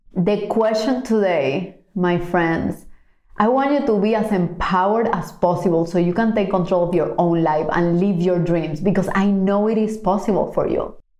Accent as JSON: {"language": "English", "country": "Cuba", "tie": "born or raised there", "moved": "yes", "said": "growing up in Cuba"}